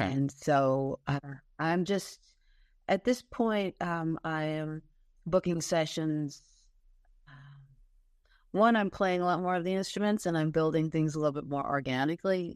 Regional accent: Long Island, New York, United States; I grew up on Long Island

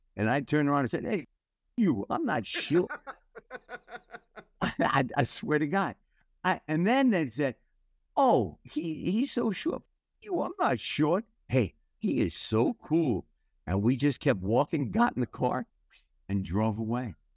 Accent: United States; I am so proud to be an American

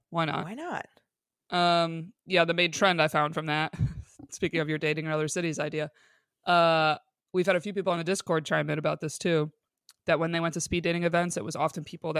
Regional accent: Binghamton, New York, United States; born or raised there; now in Los Angeles, United States

